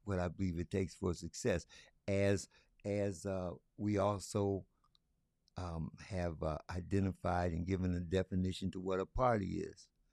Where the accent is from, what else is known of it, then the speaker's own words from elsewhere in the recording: Lansing, Michigan, United States; also born or lived in Detroit area; I was born and raised right here in Lansing, Michigan